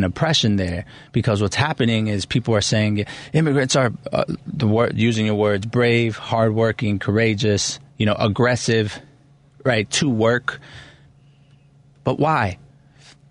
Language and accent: English; Chicago, Illinois, United States; I was raised in Pilsen. My parents are both immigrants